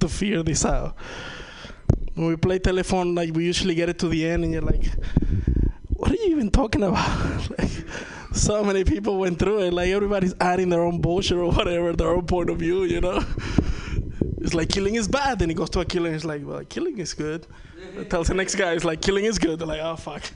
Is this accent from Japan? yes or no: no; Venezuela; first language Spanish; English is a second language; moved away; I'm from Venezuela.